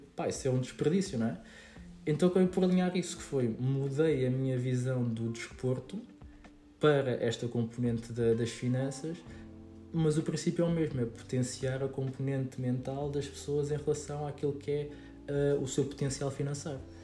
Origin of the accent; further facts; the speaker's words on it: Queluz, Lisbon, Portugal; sou de, do Monte Abrão, de Queluz